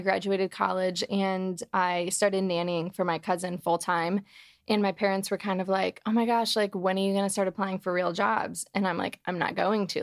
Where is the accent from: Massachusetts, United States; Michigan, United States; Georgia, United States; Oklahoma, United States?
Michigan, United States; Detroit; moved away as an adult; now in Los Angeles, United States; I am from Detroit, Michigan